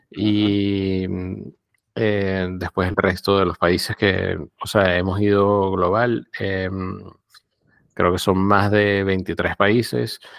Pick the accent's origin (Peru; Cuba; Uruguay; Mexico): Cuba; Mm, eh, como cubana, es un poco